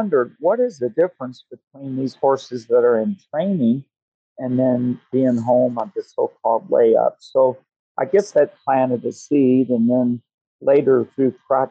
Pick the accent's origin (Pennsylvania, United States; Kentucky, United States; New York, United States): Kentucky, United States; Louisville; also born or lived in Alabama; I grew up in Kentucky, spent most of my boyhood years near Louisville, Kentucky